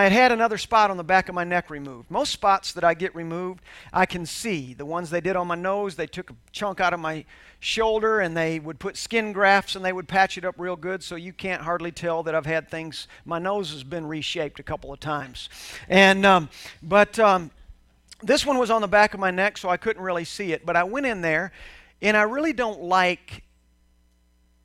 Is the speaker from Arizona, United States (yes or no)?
no; Houston, Texas, United States; growing up in Houston, Texas